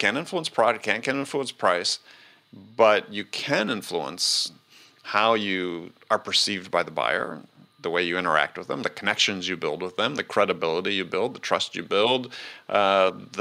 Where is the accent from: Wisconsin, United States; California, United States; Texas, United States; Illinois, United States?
Wisconsin, United States; I come from Wisconsin, big deer hunting place